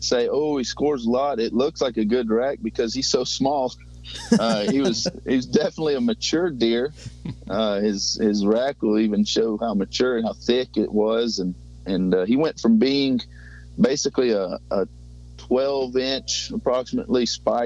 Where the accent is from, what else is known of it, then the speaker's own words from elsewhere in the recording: Huntsville, Alabama, United States; I'm from Huntsville, Alabama, very northern Alabama